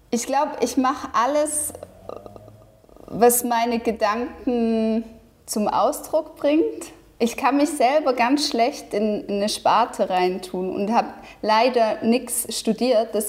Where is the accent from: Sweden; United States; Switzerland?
Switzerland; now in Munich, Germany; Ja, ich bin Schweizerin.